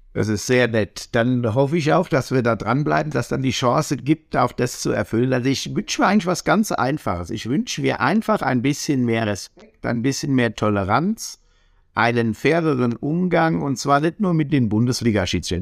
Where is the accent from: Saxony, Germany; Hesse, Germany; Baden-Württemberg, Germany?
Hesse, Germany; Ich komme aus der Apfelweingegend